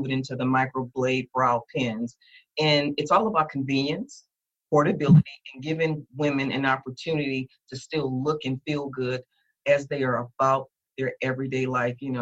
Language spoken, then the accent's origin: English; New Orleans, Louisiana, United States; I'm from Louisiana